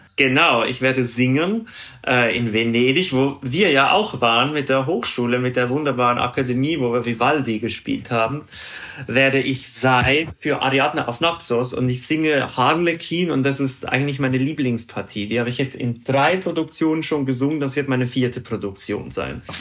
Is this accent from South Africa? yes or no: no; Zurich, Switzerland; first language Swiss German; German is a second language; moved away as an adult; also born or lived in Bremen / New York; ich bin ja in Zürich groß geworden und da lernen wir, also unsere Muttersprache ist Schweizerdeutsch.